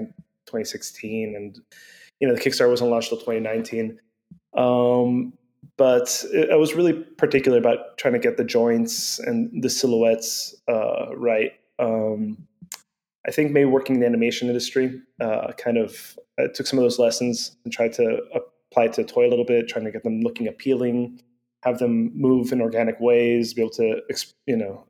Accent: Venezuela; moved away; I grew up in Venezuela

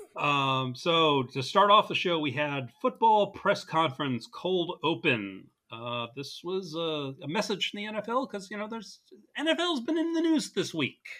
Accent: New Jersey, United States; two nerds from New Jersey.

